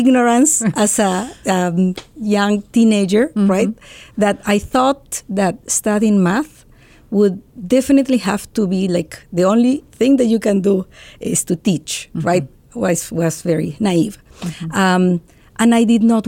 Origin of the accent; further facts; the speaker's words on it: Lima, Peru; moved away as an adult; also born or lived in Oregon, United States; now in Ohio, United States; I was born and I grew up in Lima, Peru